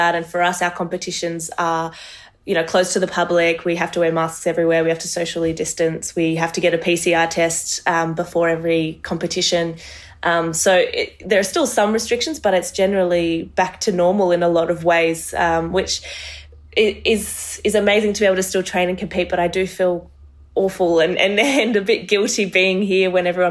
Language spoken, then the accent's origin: English; Australia; also born or lived in Marseille, France; I was born there, and we moved to Australia when I was about 3-4 years old